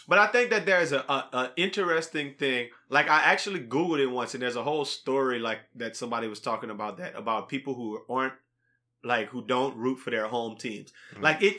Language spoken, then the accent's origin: English; Louisiana, United States; I'm from Louisiana